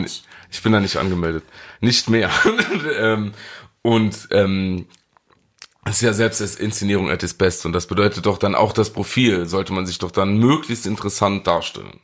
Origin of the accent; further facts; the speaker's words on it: Saarland, Germany; als Saarländer